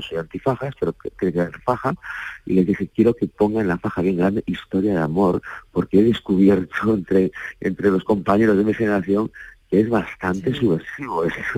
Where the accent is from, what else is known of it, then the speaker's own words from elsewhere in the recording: Galicia, Spain; por la tradición oral con la que yo crecí en Galicia